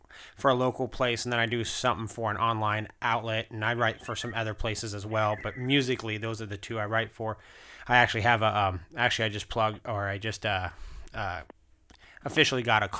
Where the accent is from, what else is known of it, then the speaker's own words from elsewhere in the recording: Anchorage, Alaska, United States; moved away; I'm actually originally from Anchorage, Alaska